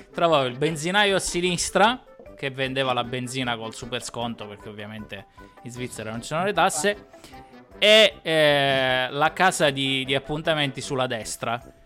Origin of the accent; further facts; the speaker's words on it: Abruzzo, Italy; moved away as an adult; also born or lived in Switzerland; now in Ireland; da abruzzese che aveva vissuto qualche anno in Irlanda